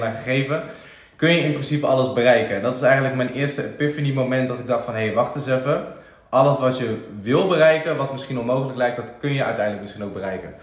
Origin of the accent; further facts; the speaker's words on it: around Utrecht, Netherlands; also born or lived in IJsselstein; eigenlijk altijd eh, ja, rondom Utrecht opgegroeid